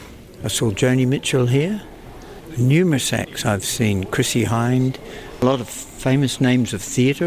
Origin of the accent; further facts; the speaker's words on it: Auckland, New Zealand; born and raised in Auckland. I'm 73 now.